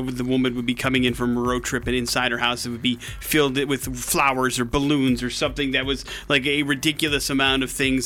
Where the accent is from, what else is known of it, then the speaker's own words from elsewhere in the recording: Wisconsin, United States; growing up in Wisconsin